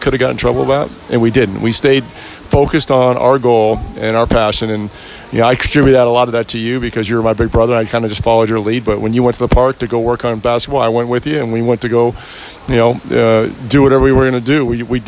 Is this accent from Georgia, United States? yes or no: no; San Ramon, California, United States; We grew up in the Bay Area. We were white boys playing in San Ramon